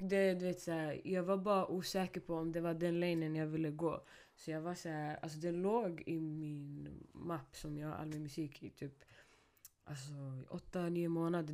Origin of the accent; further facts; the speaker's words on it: Stockholm, Stockholm County, Sweden; first language Swedish; jag är från Rinkeby